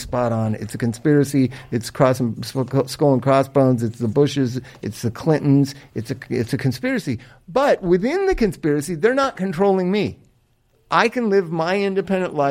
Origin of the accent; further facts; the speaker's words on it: Los Angeles, California, United States; I'm a Los Angelian. I was born here